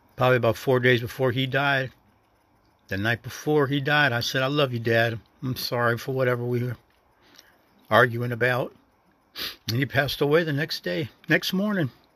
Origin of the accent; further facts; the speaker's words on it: the North, United States; moved away; a northerner in a southern state